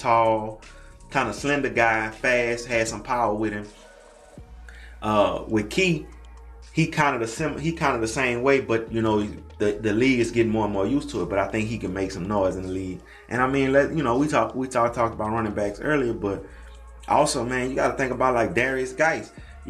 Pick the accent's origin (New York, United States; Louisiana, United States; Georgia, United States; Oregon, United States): Louisiana, United States; Baton Rouge; I'm from Baton Rouge and I'm from Louisiana.